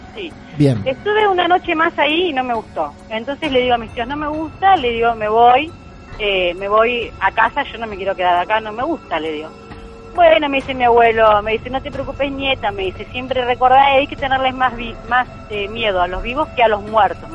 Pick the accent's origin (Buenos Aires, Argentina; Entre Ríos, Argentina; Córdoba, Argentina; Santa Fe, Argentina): Buenos Aires, Argentina; moved away as an adult; also born or lived in Santa Clara del Mar; now in Mar del Plata, Argentina; vivo acá en Mar del Plata, pero sí, soy de Buenos Aires